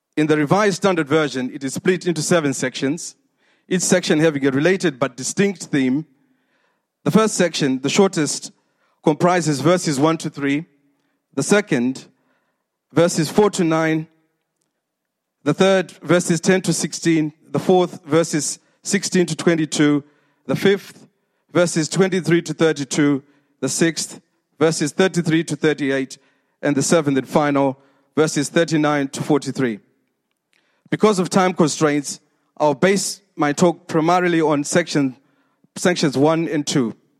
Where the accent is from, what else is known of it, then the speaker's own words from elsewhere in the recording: Zimbabwe; moved away; 46 years ago when I was born in Zimbabwe